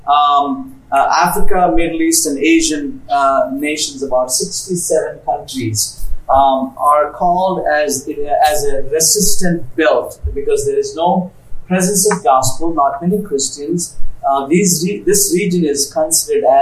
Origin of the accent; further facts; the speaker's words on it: India; I come from India where in summer it could get as high as 120 degrees